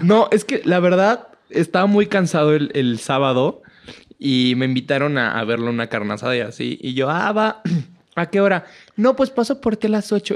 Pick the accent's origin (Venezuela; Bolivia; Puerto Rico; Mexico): Mexico; Tepic, Nayarit; now in Mexico City, Mexico; nací en Tepic Nayarit